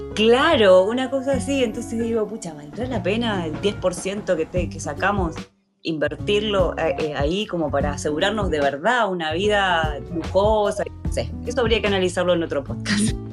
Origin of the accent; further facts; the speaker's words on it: Argentina; moved away; soy argentina